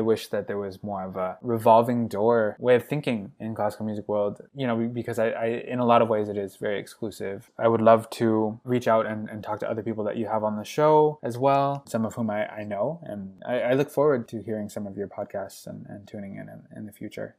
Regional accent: United States; first language English; now in Montreal, Canada; I never realized how American I was, even though i had never really thought of myself as Western American by nature, by upbringing

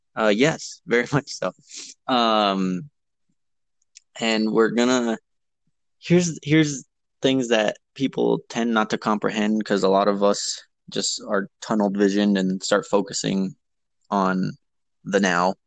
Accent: Las Vegas, New Mexico, United States; I am from Las Vegas, which is a smaller town, um, and we Las Vegas resides in San Miguel County

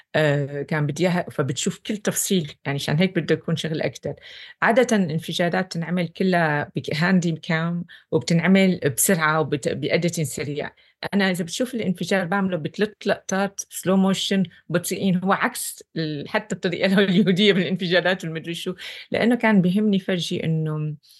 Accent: Syria; moved away; كسورية أنا

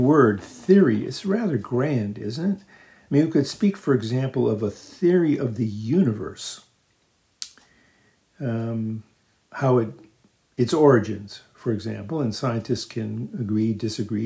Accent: United States; moved away; also born or lived in England

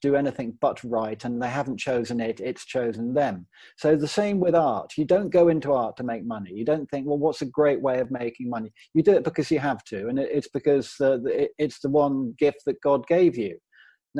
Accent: Worcestershire, West Midlands, United Kingdom; also born or lived in Hackney, London; now in Worcestershire, United Kingdom; I moved up from Hackney, London, to Worcestershire, where I was born

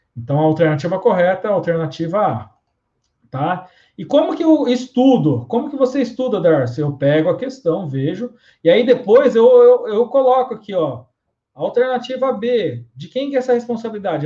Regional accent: Suzano, São Paulo, Brazil; Suzano, a minha terra aqui

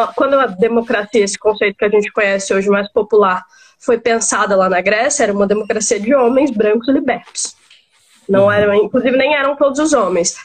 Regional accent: Maranhão, Brazil; moved away as an adult; also born or lived in Tocantins; now in São Paulo, Brazil; sou maranhense, né? Com uma partezinha que eu passei no Tocantins e agora morando em São Paulo.

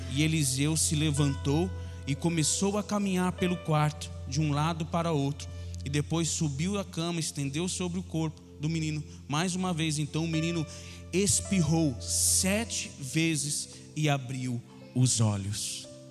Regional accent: São Paulo, Brazil; Nós somos lá de Itaquera

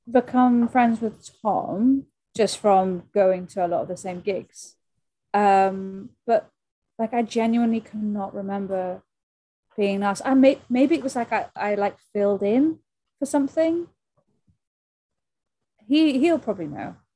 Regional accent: Wales, United Kingdom; South Wales, yeah. So we would we were just just as so the big venue for us was Newport.

